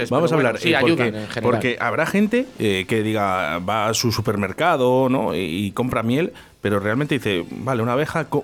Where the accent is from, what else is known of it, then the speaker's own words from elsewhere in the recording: Brañuelas, Castile and León, Spain; Mi pueblo es Brañuelas.